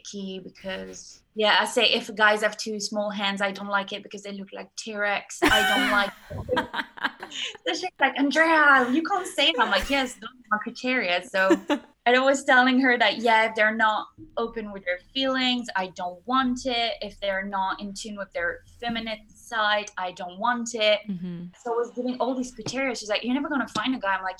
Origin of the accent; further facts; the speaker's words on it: France; now in Brighton, United Kingdom; I'm currently studying in Brighton and I'm from France